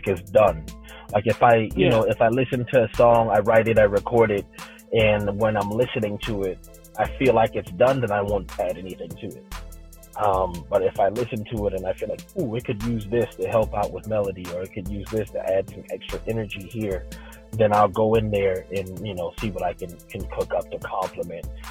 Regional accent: South Carolina, United States; I'm from South Carolina

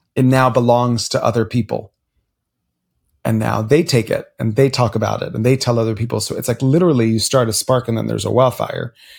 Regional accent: Miami, Florida, United States; as a Cuban child growing up in Miami, Florida, the child of immigrants

